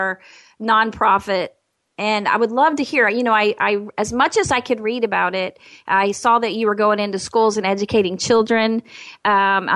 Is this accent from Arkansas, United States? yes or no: yes; Arkansas, United States; I'm from Arkansas